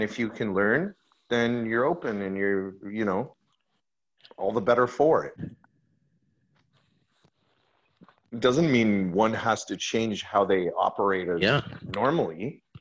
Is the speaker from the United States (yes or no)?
no; Montreal, Quebec, Canada; I grew up in Montreal, and that's like, I grew up right next to a very large Jewish community